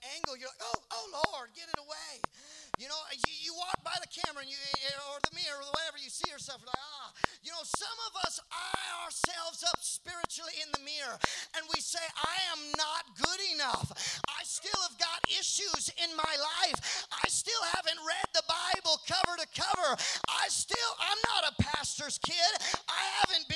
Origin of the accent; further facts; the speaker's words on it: Seattle, Washington, United States; I'm from Seattle